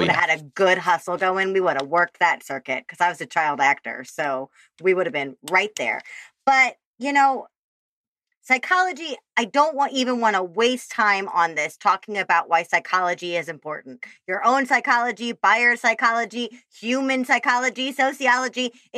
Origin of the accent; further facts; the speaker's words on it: Chicago, Illinois, United States; accent: Midwestern Chicago; There's my Midwestern Chicago accent just came out too. Fabulous. This fabulous place in Chicago.